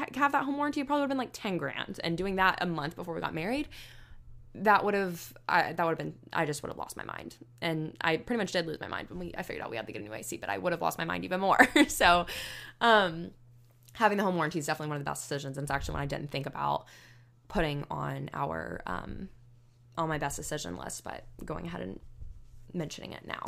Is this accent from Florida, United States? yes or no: yes; Northwest Florida, United States; moved away as an adult; also born or lived in Alabama; I grew up in Northwest Florida, which is basically, like, the equivalent of South Alabama